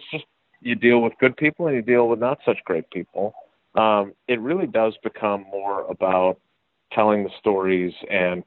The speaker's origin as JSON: {"language": "English", "town": "Milwaukee", "region": "Wisconsin", "country": "United States", "tie": "born or raised there", "said": "I grew up in Milwaukee"}